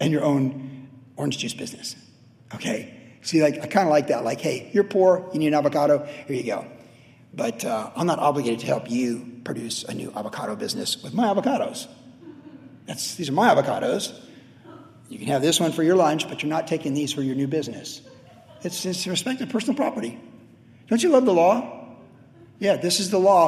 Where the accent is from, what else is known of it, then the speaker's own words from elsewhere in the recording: Carlsbad, California, United States; Growing up in Carlsbad, we used to skate down across Highland Street, down to Tamarack